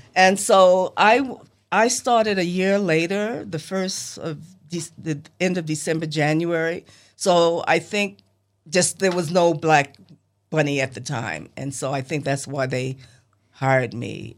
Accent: New York City, New York, United States; also born or lived in Los Angeles, California; now in Selma, United States; as a kid growing up in Harlem

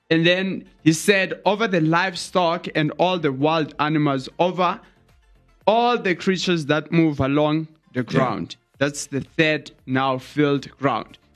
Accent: Eastern Cape, South Africa; there I was from Eastern Cape.

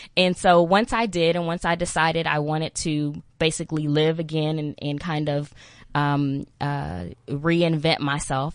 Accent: Texas, United States; accent: Texan American; I'm from Texas. That's a little country, I'm a little

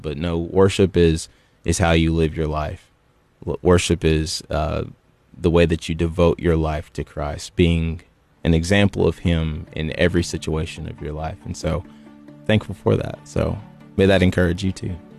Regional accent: Gallatin, Tennessee, United States; also born or lived in Cookeville, Tennessee; originally, um, I'm from Gallatin, Tennessee

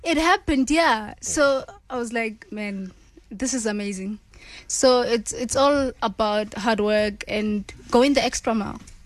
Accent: Randfontein, Gauteng, South Africa; moved away as an adult; now in Scotland

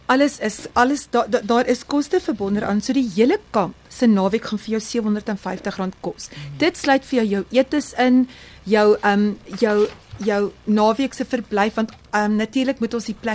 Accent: Barberton, Mpumalanga, South Africa; Okay, so ek is ek is van die ek is van Barberton.

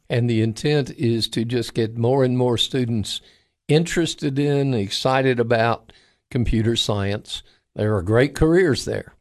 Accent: near the Kennedy Space Center, Florida, United States; I grew up near the Kennedy Space Center

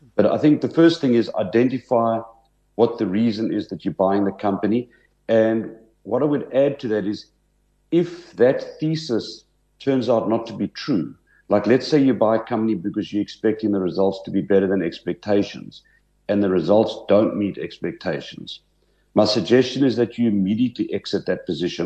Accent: Port Elizabeth, Eastern Cape, South Africa; moved away as an adult; I grew up in Port Elizabeth

